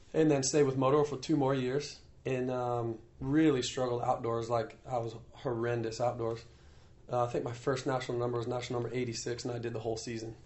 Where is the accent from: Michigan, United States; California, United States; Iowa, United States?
Iowa, United States; moved away as an adult; also born or lived in North Carolina; the town that I grew up in, in Iowa